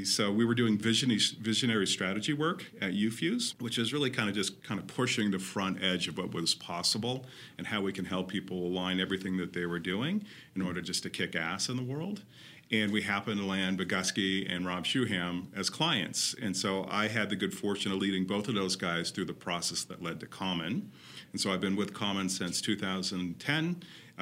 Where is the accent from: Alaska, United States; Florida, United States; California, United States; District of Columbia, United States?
California, United States; Claremont; I grew up in Los Angeles, or an hour out of Los Angeles to be exact, in a little town called Claremont, which is awesome.